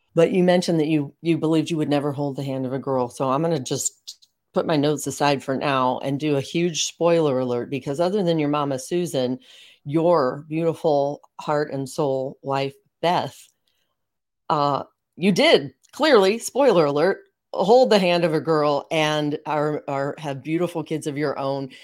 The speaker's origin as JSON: {"language": "English", "town": "St. Louis", "region": "Missouri", "country": "United States", "tie": "born or raised there", "said": "we bo-, grew up in Saint Louis. We're both in Saint Louis now."}